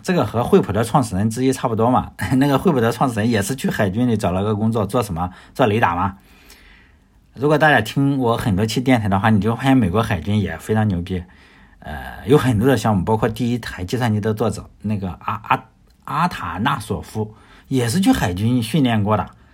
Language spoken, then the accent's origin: Chinese; China; 我也是来自中国的